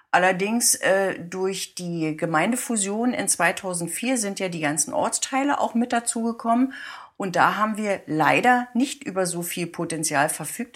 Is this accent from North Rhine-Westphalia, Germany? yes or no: no; Guben, Brandenburg, Germany; moved away as an adult; now in Oranienburg, Germany; ich bin eine gebürtige Gubnerin